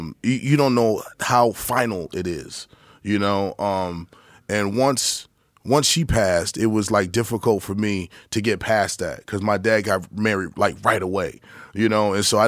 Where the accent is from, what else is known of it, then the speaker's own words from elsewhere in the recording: Albuquerque, New Mexico, United States; also born or lived in Detroit, United States; Well, I was born in Detroit. In the 74, like I said, and then my mom passed away when I was like 9, and so when my dad got remarried, they wanted to live in Albuquerque, New Mexico. So I spent about 7 years in Albuquerque